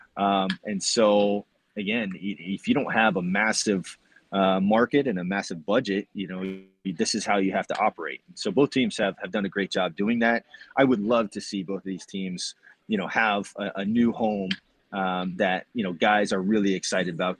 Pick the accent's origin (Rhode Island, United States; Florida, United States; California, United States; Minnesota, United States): Florida, United States; Tampa; growing up in Tampa